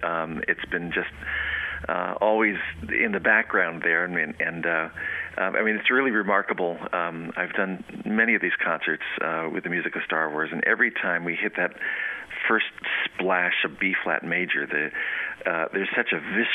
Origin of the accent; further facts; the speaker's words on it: Los Angeles, California, United States; I grew up in Los Angeles, and I was very involved with the Young Musicians Foundation in L.A.